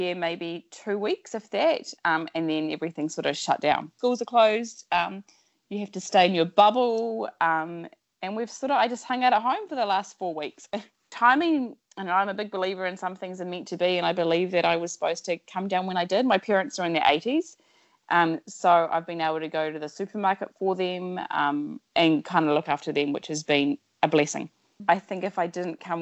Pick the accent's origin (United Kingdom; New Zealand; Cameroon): New Zealand; moved away as an adult; also born or lived in Sydney / Washington, D.C. / Jakarta; I'm originally from New Zealand, born and bred